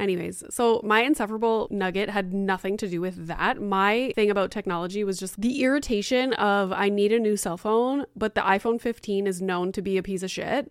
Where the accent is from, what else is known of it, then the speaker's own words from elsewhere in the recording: Sudbury, Ontario, Canada; we grew up in Sudbury